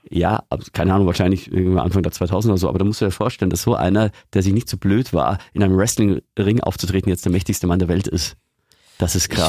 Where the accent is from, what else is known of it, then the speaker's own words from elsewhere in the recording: Eggenfelden, Bavaria, Germany; Eggenfelden in Niederbayern, wo ich herkomme